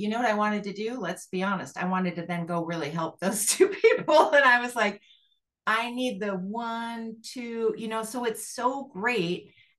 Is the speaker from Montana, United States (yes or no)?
yes; Montana, United States; I'm from Montana